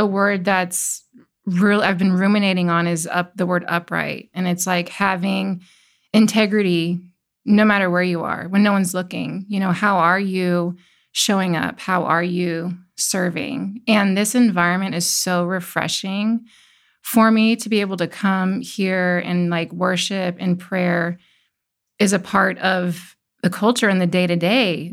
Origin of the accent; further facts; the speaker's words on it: Midwest, United States; also born or lived in California; now in Tennessee, United States; I grew up in the Midwest, and I, you know, played outside until the streetlights came on